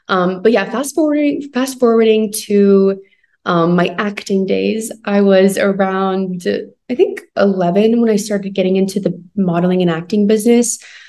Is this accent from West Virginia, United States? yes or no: yes; Charleston, West Virginia, United States; So I grew up in Charleston, West Virginia. I'm a middle child of three girls, which is super awesome.